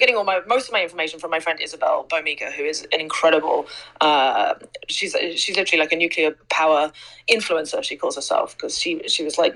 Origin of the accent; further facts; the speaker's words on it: England, United Kingdom; I grew up in England